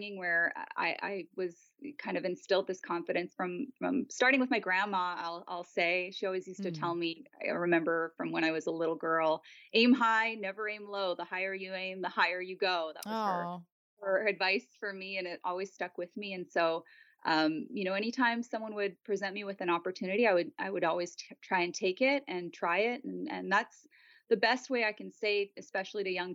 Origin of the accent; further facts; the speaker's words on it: Montreal, Quebec, Canada; moved away as an adult; now in California, United States; I was born and raised in Montreal